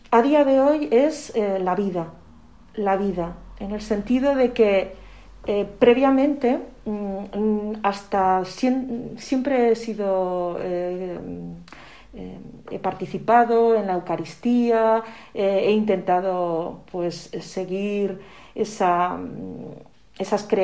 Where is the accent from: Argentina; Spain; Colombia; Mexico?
Spain; Zaragoza, Aragon; also born or lived in Calatayud; Yo soy de Zaragoza, eh, nací en Zaragoza, pero en esa época cuando me tocó eh, cumplir los siete años y recibir el sacramento de la comunión, en ese momento vivíamos en Calatayud, un pueblecito que, se conoce eh, a nivel nacional.